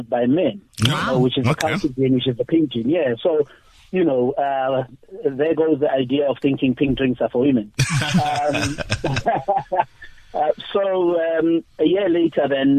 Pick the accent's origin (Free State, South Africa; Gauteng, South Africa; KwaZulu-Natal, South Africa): Gauteng, South Africa; Pretoria; I'm from Pretoria